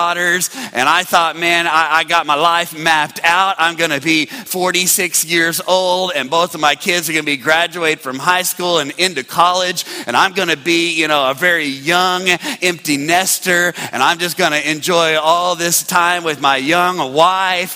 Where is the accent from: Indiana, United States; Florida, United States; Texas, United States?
Texas, United States; Midland; born or raised there; moved away as an adult